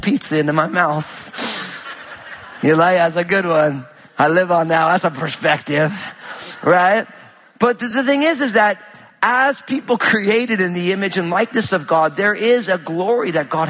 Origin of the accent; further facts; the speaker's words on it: New Jersey, United States; I'm from Jersey